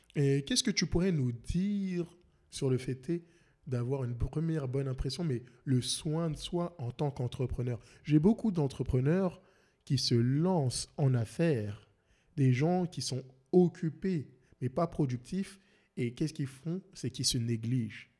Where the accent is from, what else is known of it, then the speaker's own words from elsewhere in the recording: France; now in Montreal, Canada; je suis français